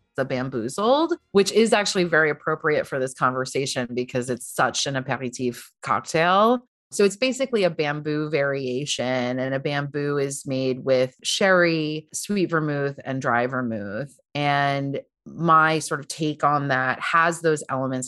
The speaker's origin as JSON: {"language": "English", "area": "Long Island", "region": "New York", "country": "United States", "tie": "born or raised there", "also_born_or_lived": "Brooklyn, New York", "moved": "as an adult", "lives_now": "Paris, France", "said": "I grew up on Long Island."}